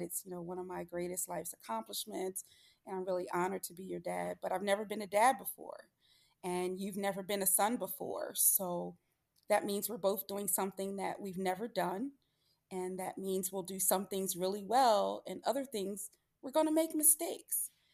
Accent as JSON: {"language": "English", "town": "Philadelphia", "region": "Pennsylvania", "country": "United States", "said": "I'm from the Philadelphia area"}